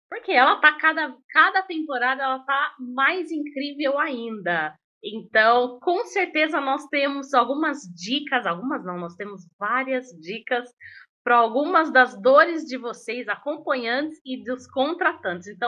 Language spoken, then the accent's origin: Portuguese; São Paulo, Brazil; born there; A cidade onde eu nasci.